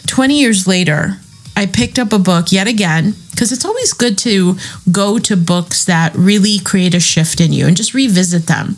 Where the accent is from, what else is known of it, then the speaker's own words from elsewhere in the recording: Chicago, Illinois, United States; I'm from Chicago